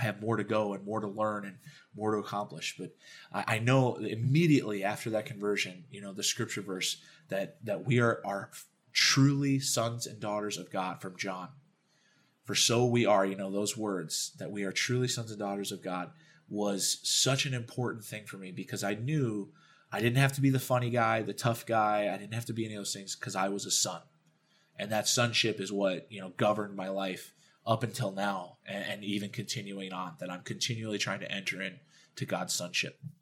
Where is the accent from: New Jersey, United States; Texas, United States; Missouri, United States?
Texas, United States; Dallas; I grew up in Dallas, Texas